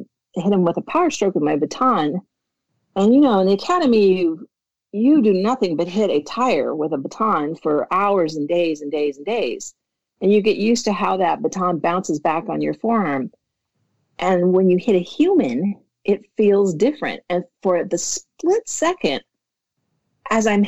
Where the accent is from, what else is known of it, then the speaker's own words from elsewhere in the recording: Minnesota, United States; moved away as an adult; I'm from Minnesota